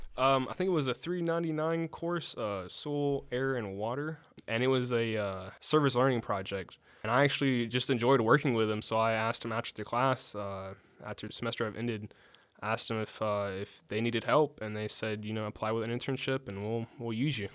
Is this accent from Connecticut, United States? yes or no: no; Dale County, Alabama, United States; I'm from Dell County, Alabama, a small town outside of Dothan.